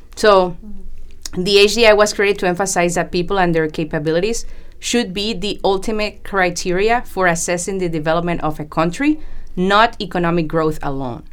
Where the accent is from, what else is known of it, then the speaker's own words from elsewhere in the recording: Panama; moved away as an adult; also born or lived in Colombia / United States; now in Vancouver, Canada; I was born in Colombia, South America, and grew up in Panama